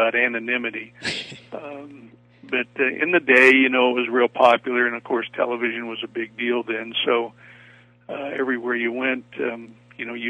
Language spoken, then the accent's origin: English; Wyoming, United States; I grew up in Wyoming, and, you know, boys that grow up in Wyoming don't want to be actors.